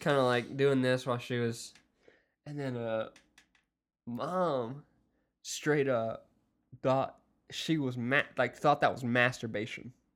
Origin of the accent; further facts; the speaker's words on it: Wiggins, United States; that was my hometown in my high school